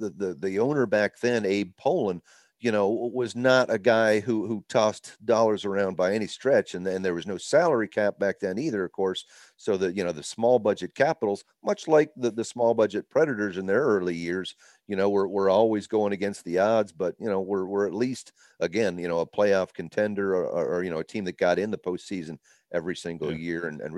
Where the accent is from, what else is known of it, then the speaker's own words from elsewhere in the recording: Virginia, United States; in the kind of the Washington, D.C. area, Northern Virginia, just outside of D.C. But both my parents born and raised in Boston.